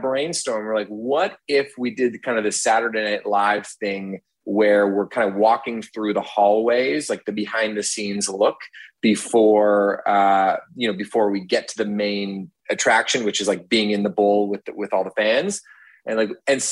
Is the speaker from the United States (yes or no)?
no; Toronto, Ontario, Canada; also born or lived in Hamilton; I grew up in Toronto, and then I went to Hamilton for university